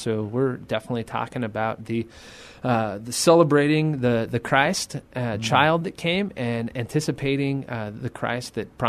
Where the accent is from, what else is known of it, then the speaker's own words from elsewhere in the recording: El Paso, Texas, United States; moved away as an adult; now in San Antonio, United States; We're both from El Paso, Texas. Didn't know. We grew up 5 minutes apart, didn't know each other.